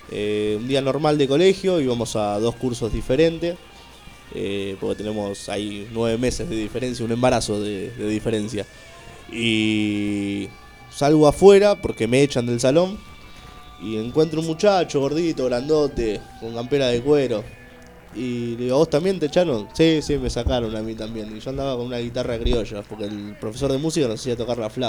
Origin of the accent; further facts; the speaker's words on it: Temperley, Buenos Aires Province, Argentina; Eh, somos de acá, oriundos de, de Temperley